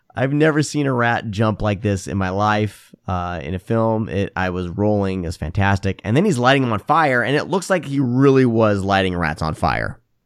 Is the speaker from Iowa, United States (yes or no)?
yes; Iowa, United States; moved away; I grew up in Iowa